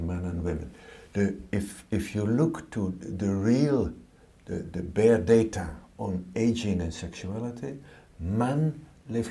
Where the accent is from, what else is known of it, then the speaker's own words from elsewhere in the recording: Netherlands; in the Netherlands, we are very open